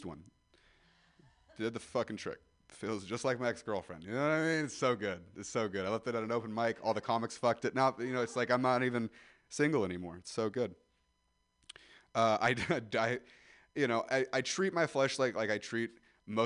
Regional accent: Ripon, California, United States; Growing up in Ripon

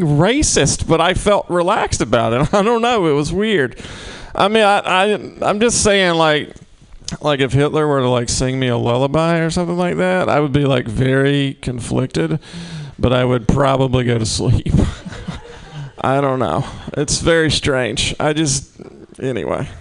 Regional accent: Mississippi, United States; moved away; I'm from Mississippi

